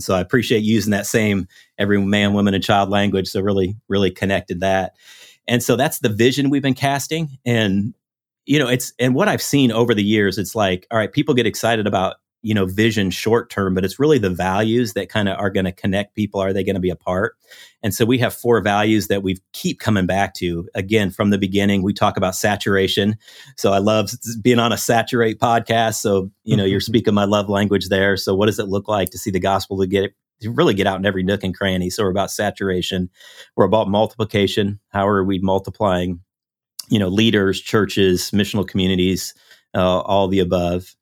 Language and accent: English; Iowa, United States; now in Houston, United States; I grew up in Iowa, uh, grew up in the Midwest